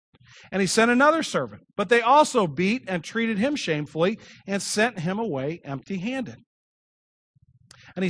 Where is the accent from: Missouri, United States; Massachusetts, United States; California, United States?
Missouri, United States; Kirkwood; I grew up here in Kirkwood